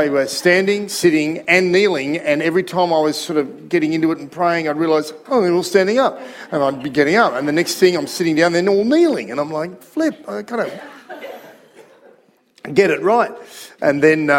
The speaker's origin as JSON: {"language": "English", "town": "Sydney", "region": "New South Wales", "country": "Australia", "tie": "born or raised there", "said": "that community that I was growing up in Sydney"}